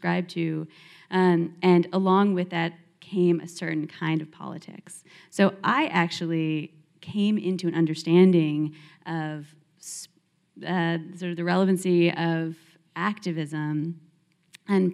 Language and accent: English; Philadelphia, Pennsylvania, United States; moved away as an adult; also born or lived in Los Angeles, California; I'm Jewish and I grew up in Philadelphia and I moved to UCLA across the country to play sports